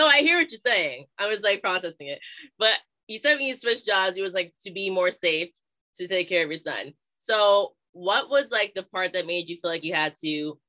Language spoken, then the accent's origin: English; Southern Virginia, United States; now in Northern New Jersey, United States; So right now I'm in Northern New Jersey, but I was born and raised in Virginia, like Southern Virginia.